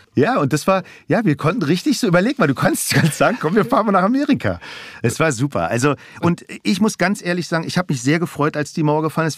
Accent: Berlin, Germany; also born or lived in Aschaffenburg; Ich bin im amerikanischen Sektor aufgewachsen, in Schöneberg

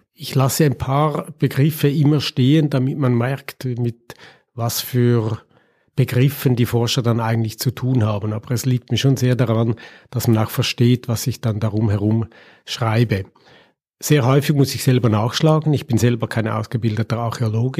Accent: Winterthur, Zurich, Switzerland; Mein Geburtsort Winterthur

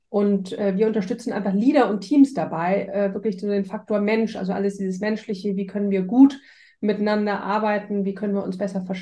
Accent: Hamburg, Germany; Ähm, ich komme ursprünglich aus Hamburg, ähm, deswegen auch an Vanessa, deswegen kennen wir uns auch so lange.

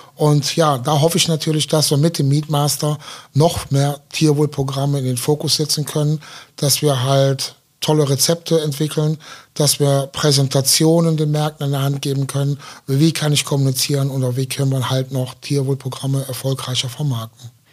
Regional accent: Aachen, North Rhine-Westphalia, Germany; Ja, ich komme ja aus Aachen

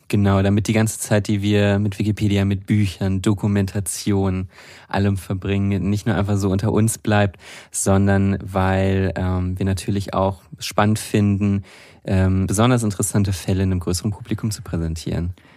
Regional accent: Münsterland, North Rhine-Westphalia, Germany; also born or lived in Enschede, Netherlands; ich komme tatsächlich aus der Region dort, aus, aus dem Münsterland, direkt an der deutsch-niederländischen Grenze

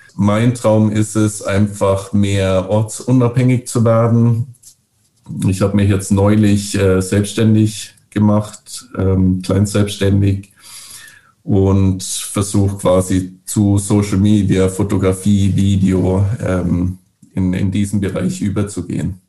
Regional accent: Bavaria, Germany; moved away as an adult; also born or lived in Northern Norway; now in Norway; ich bin ja aus Bayern

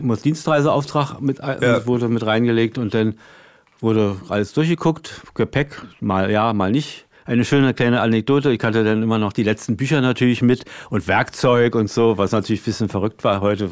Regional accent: Berlin, Germany; als Berliner ist es ja durch die Mauer sowieso immer ein Problem gewesen. Man guckte, ich guckte da von der Arbeitsstelle gleich immer auf, auf West-Berlin

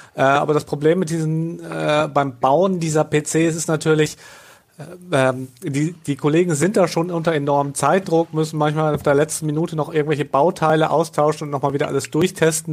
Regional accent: Northern Germany, Germany; bin ja Norddeutscher

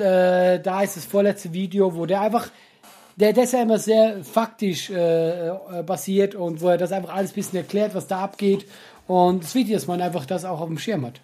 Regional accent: Switzerland; ich hab's als Schweizer falsch ausgesprochen

